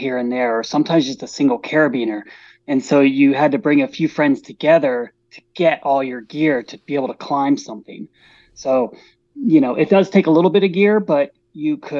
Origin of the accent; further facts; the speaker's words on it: Colorado Springs, Colorado, United States; also born or lived in Pacifica, California; I grew up down in Colorado Springs